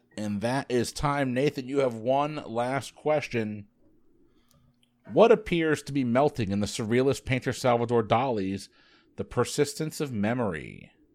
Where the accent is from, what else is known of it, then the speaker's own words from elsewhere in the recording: Connecticut, United States; My home state of Connecticut.